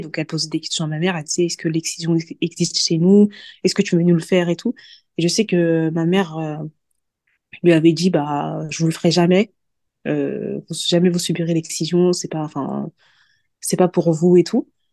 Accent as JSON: {"language": "French", "country": "Senegal", "said": "Je suis sénégalaise d'ethnie mandingo."}